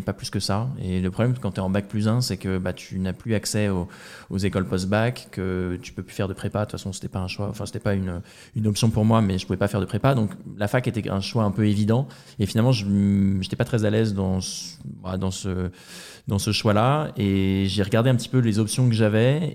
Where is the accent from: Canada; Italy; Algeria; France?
France; Rouen, Normandy; moved away as an adult; also born or lived in England; Je suis de Rouen, euh, en Normandie à l'origine